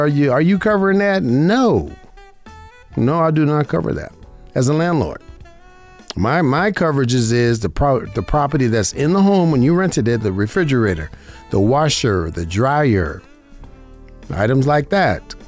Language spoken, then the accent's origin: English; Las Vegas, Nevada, United States; I was born and raised in Vegas.